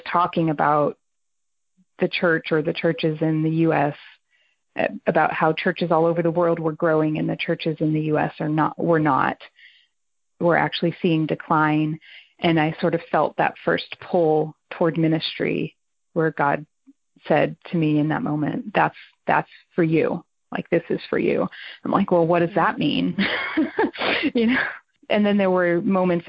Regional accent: foothills of the Catskill Mountains, New York, United States; I was in New York. I mean, it wasn't the city

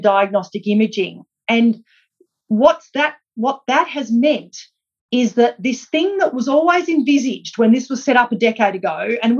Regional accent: Australia; us as Australian healthcare consumers

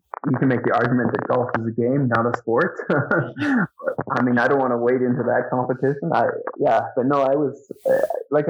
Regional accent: Sherwood Park, Alberta, Canada; I born and raised in Sherwood Park, so just east of Edmonton, I guess. But I spent my entire life here

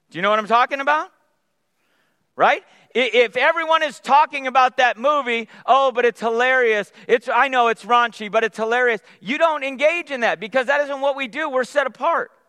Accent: California, United States; Nicole and I grew up in the Bay Area. Other Bay Area transplants?

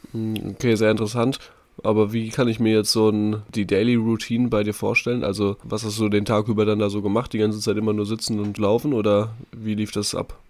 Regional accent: North Rhine-Westphalia, Germany; moved away as an adult; also born or lived in Munich; Ich bin jetzt wieder in unserem schönen Elternhaus.

